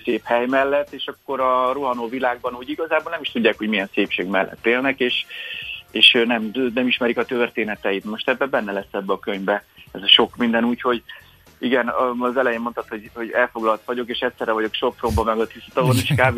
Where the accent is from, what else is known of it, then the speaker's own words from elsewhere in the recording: Hungary; mi magyarok